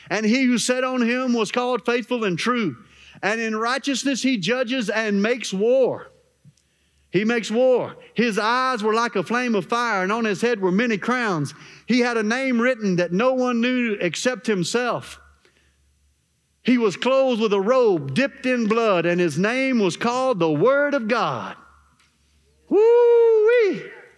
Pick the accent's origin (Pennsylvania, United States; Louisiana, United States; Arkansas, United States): Arkansas, United States; Well, I'm from Arkansas, Pastor. Ain't nothing special in Arkansas.